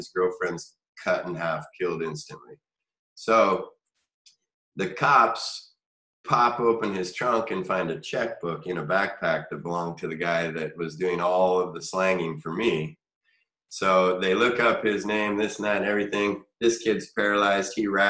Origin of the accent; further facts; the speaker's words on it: Missoula, Montana, United States; also born or lived in Spokane, Washington; Missoula, my hometown here.